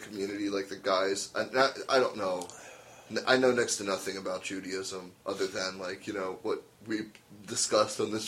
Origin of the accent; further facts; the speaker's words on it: United States; I'm American